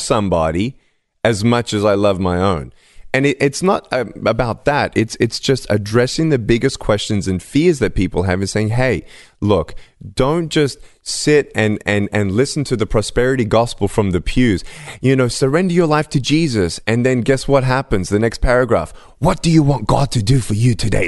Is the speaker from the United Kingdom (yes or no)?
no; Melbourne, Victoria, Australia; I was born in Melbourne, Australia, without limbs